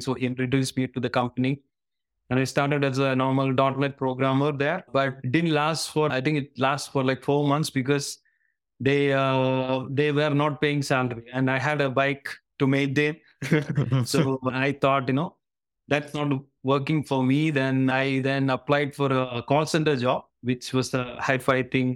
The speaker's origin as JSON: {"language": "English", "region": "Kerala", "country": "India", "tie": "born or raised there", "moved": "as an adult", "lives_now": "Singapore", "said": "I'm hailing from Kerala, southern part of India, and where I've spent most of my um, life"}